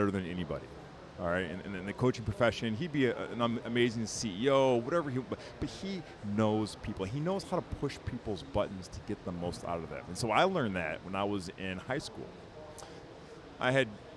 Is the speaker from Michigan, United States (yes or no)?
yes; Birmingham, Michigan, United States; I grew up outside Detroit, Michigan, Tonka, Birmingham, Michigan